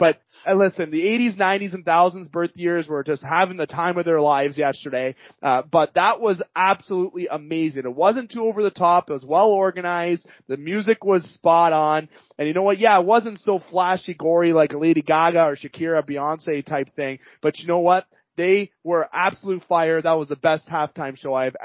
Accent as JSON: {"language": "English", "country": "Canada", "said": "as a Canadian"}